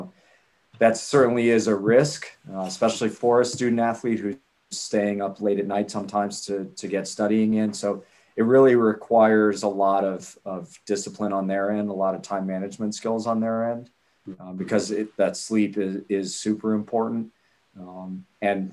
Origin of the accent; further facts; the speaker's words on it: Ohio, United States; now in Miami, United States; I'm from Ohio originally